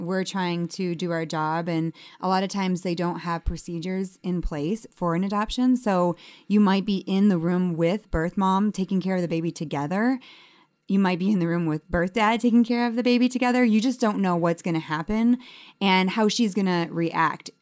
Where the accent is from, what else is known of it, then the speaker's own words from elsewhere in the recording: Detroit, Michigan, United States; I'm actually from Detroit